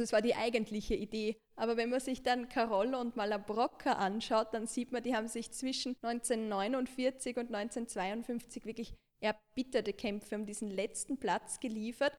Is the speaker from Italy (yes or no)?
yes; Marche, Italy; now in Vienna, Austria; meine Heimatregion, also die Region Marken